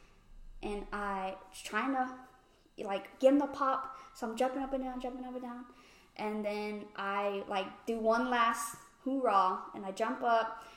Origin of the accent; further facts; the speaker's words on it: Houston, Texas, United States; We're from Houston